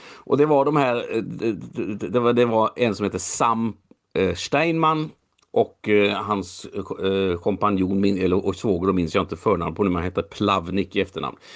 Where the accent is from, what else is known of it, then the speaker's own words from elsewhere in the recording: Sweden; jag är faktiskt född jag är född i Sverige, men jag är född som norsk medborgare